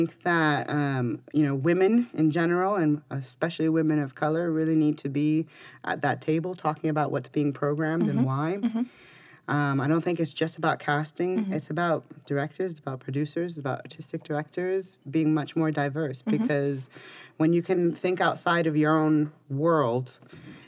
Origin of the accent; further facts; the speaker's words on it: United States; I was raised in America.